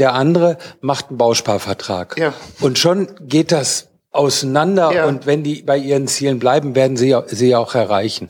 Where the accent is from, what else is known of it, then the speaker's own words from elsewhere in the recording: North Rhine-Westphalia, Germany; ich bin Westfale